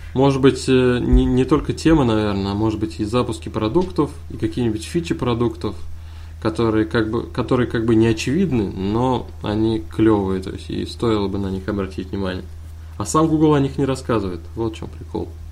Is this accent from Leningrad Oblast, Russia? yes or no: no; Kazan, Tatarstan, Russia; Я из Казани. это столица Татарстана.